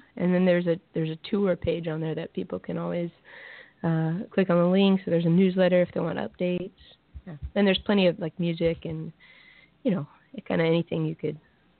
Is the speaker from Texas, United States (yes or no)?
yes; Texas, United States; moved away; where I'm from Texas, so I'm gonna go play a little string of shows in my home state